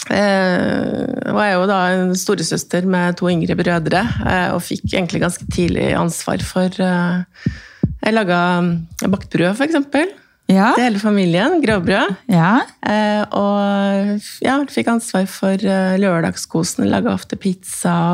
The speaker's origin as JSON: {"language": "Norwegian", "region": "Trøndelag", "country": "Norway", "said": "er jo trønder"}